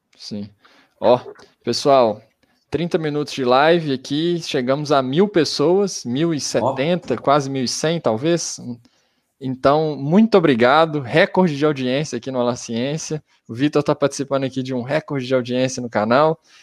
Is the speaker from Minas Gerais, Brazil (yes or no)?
yes; Belo Horizonte, Minas Gerais, Brazil; a gente é de Belo Horizonte